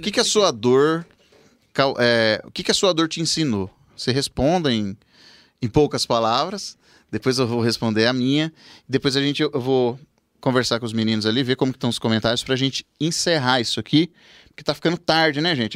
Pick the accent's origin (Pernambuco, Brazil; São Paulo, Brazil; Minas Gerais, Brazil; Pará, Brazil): São Paulo, Brazil; Rancharia; moved away as an adult; now in Presidente Prudente, Brazil; a Carol foi morar comigo lá na minha cidade em Rancharia